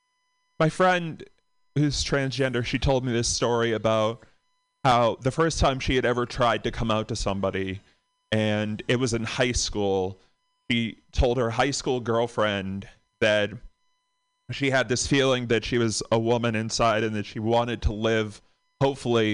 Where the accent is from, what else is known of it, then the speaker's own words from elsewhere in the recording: Boston, Massachusetts, United States; from Boston